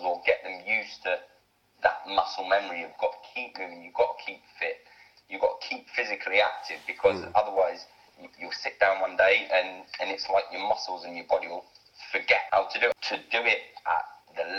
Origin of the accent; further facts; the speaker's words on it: Bedford, East of England, United Kingdom; now in Plymouth, United Kingdom; I'm originally from Bedford, which is just north of London